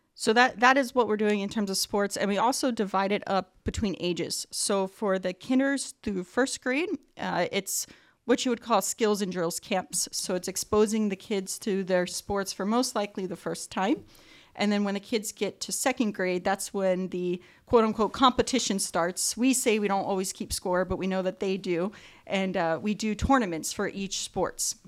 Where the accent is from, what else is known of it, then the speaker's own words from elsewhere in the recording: East Coast, United States; now in Whittier, United States; I grew up on the East Coast, and field hockey is a big sport out there